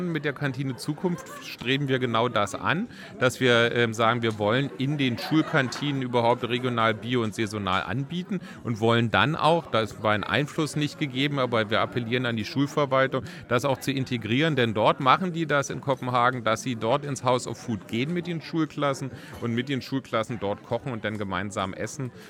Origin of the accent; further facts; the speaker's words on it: West Berlin, Berlin, Germany; ich bin auch mit Granny Smith groß geworden in Westberlin.